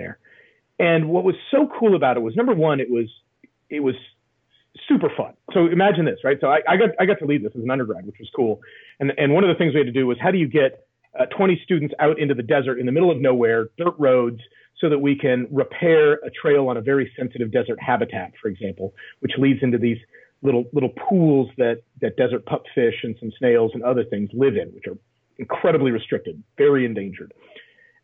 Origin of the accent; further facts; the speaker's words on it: Sierra Nevada foothills, California, United States; I grew up in the Sierra Nevada foothills in California